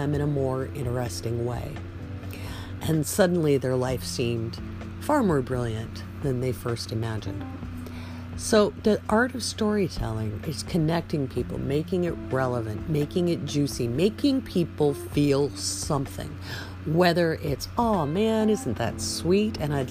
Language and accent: English; the Northwest, Pacific Northwest, United States; I grew up in the Northwest from an old pioneer family